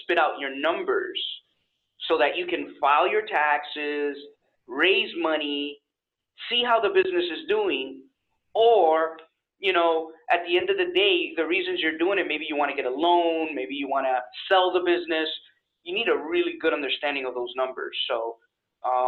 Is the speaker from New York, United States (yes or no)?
yes; New York, United States; moved away as an adult; now in Florida, United States; I'm actually from New York. I've been in Florida for about almost 5 years now